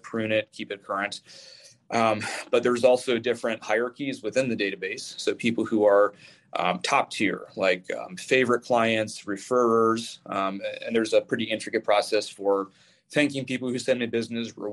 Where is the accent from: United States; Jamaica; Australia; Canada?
United States; Tacoma, Washington; my hometown of Tacoma, but a very specific series of neighborhoods in what's called the North End, which is where I'm from.